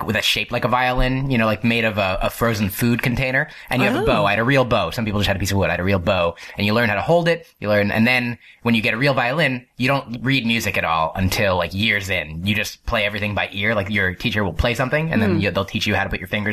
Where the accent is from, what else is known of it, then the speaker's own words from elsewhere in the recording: Livingston, New Jersey, United States; also born or lived in Upper Saddle River, New Jersey / Brooklyn, New York; now in New York City, United States; I grew up in Livingston in Essex County, then moved up to Upper Saddle River in Allendale, up near Paramus in Bergen County.